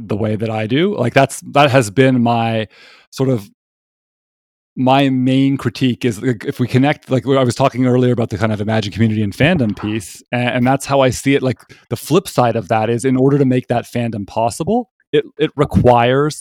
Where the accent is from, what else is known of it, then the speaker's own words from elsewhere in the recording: Toronto, Ontario, Canada; I'm from Toronto